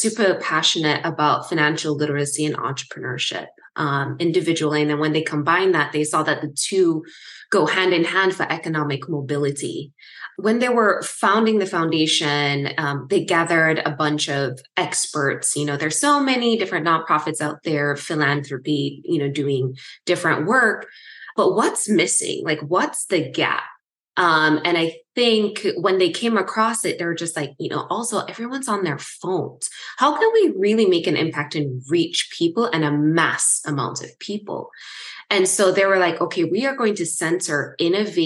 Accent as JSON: {"language": "English", "town": "Kingston", "country": "Jamaica", "tie": "born or raised there", "moved": "as an adult", "lives_now": "United States", "said": "I was actually born and raised in Kingston, Jamaica, completed high school. And then I actually came to the States for the first time to complete college."}